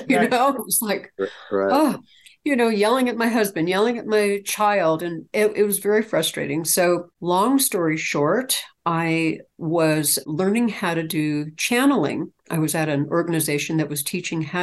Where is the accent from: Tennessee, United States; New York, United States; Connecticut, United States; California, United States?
California, United States; I'm from California originally. I'm actually a California native